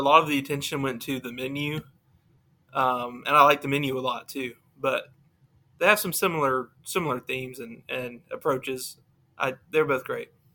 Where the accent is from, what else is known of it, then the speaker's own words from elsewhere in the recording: Alabama, United States; I'm from Alabama